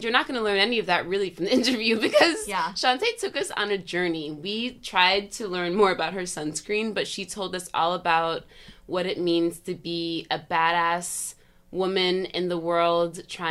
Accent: Sullivan County, the Catskills, New York, United States; now in Brooklyn, United States; I'm from Sullivan County in the Catskills

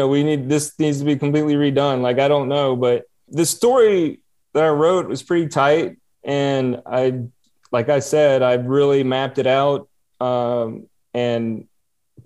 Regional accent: Alabama, United States; moved away as an adult; also born or lived in Miami; I wanted to come back home to Alabama

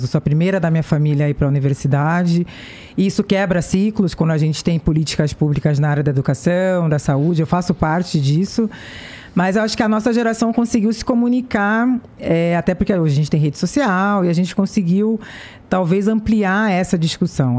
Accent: Santos, São Paulo, Brazil; Eu sou de Santos, litoral de São Paulo, meu pai é estivador, era estivador no Porto de Santos

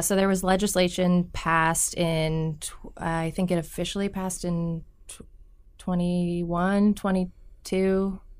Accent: Omaha, Nebraska, United States; I am also from Millard. I went to Millard North

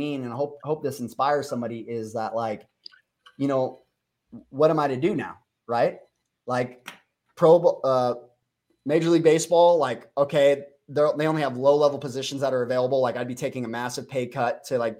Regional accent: Las Vegas, Nevada, United States; I grew up in Vegas with a lot of people that, had, status or money

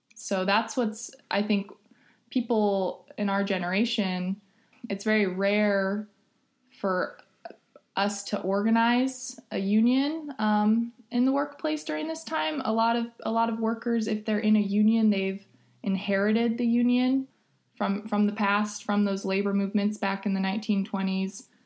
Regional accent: Los Angeles, California, United States; moved away as an adult; now in Ithaca, United States; I am originally from Los Angeles, California, and I moved to Ithaca in 2010

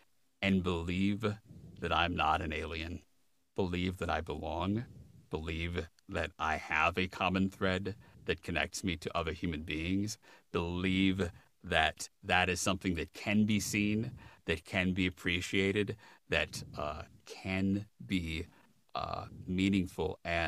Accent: Midwest, United States; Well, I grew up in the Midwest, so you know there's lots of deer hunting in the Midwest.

